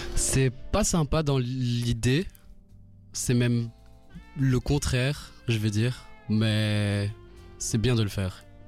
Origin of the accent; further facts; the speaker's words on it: Rwanda; now in Belgium; je viens du Rwanda.